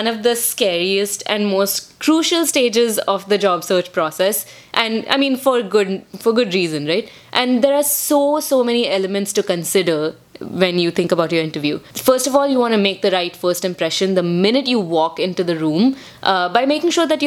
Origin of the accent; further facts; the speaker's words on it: India; now in United States; for us being Indian, we were never taught to make eye contact